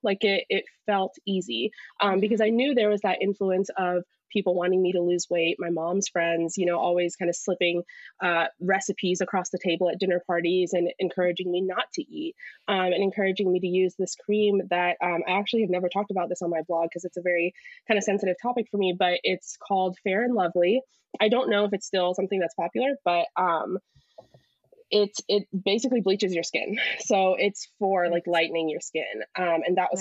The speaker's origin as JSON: {"language": "English", "country": "United States", "tie": "born or raised there", "also_born_or_lived": "Pakistan", "said": "moved over here when I was less than a year year old. So to me, my life, I've always been American."}